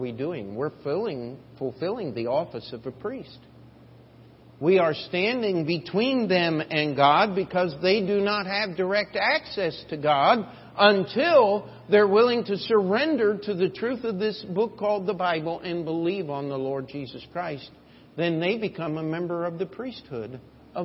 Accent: United States; as Americans

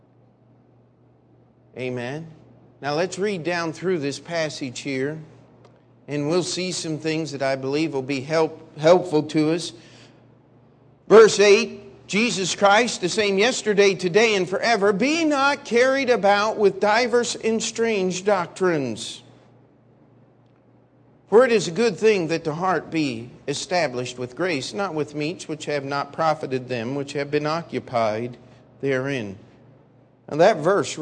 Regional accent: Maryland, United States; the area where I grew up there in Maryland

